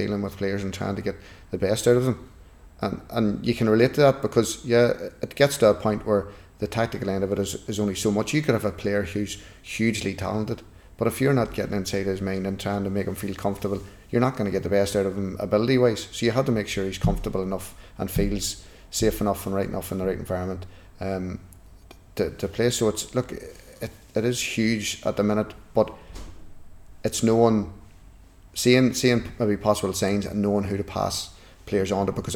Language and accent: English; Newry, Northern Ireland, United Kingdom; I'm from Newry